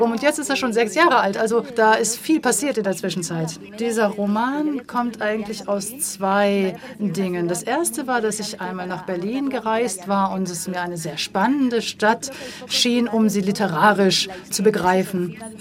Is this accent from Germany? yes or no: no; Morocco; wenn ich Leute kennenlernte und denen sagte, ich komme aus Marokko, dann heißt es, ach, wie schön, Marokko